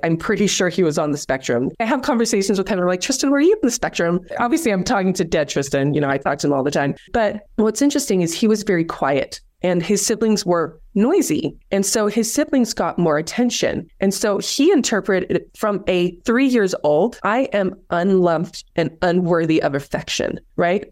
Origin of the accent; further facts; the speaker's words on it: South Africa; moved away; I grew up in South Africa